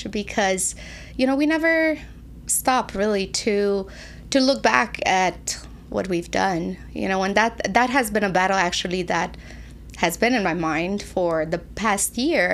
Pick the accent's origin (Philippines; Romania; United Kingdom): Romania; moved away as an adult; now in United States; I moved when I was 20 from Romania.